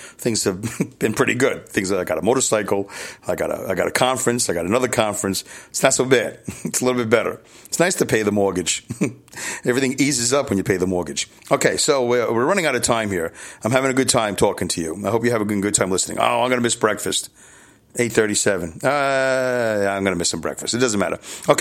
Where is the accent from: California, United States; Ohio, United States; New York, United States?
New York, United States; New York City; Growing up in Brooklyn